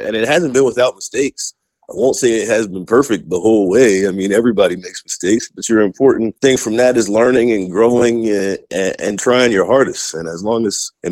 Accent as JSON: {"language": "English", "town": "Stone Mountain", "region": "Georgia", "country": "United States", "tie": "born or raised there", "also_born_or_lived": "Missouri", "moved": "as an adult", "lives_now": "Kansas City, United States", "said": "I'm from the Atlanta area originally, like a small suburb outside called Stone Mountain"}